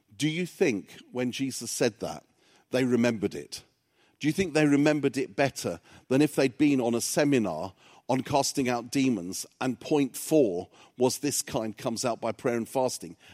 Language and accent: English; England, United Kingdom; English is a second language; when I started school, I couldn't speak any English, 'cause my parents were, um, immigrants to England from Cyprus